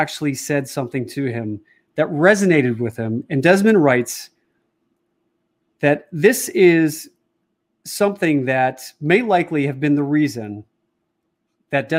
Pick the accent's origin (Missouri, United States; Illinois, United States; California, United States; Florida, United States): Illinois, United States; Chicago; my hometown of Chicago